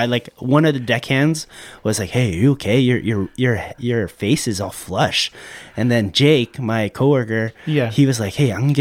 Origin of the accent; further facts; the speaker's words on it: San Diego, California, United States; I'm born and raised in San Diego.